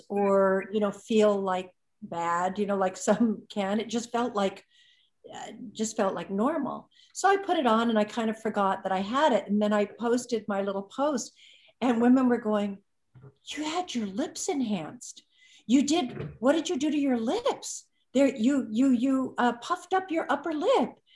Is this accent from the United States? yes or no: yes; Malibu, California, United States; I grew up in Malibu, surfer girl on the beach